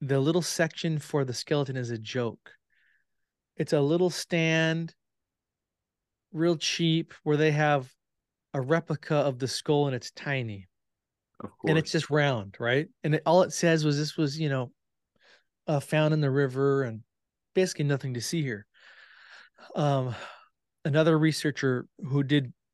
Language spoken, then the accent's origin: English; Washington, United States; my home state of Washington State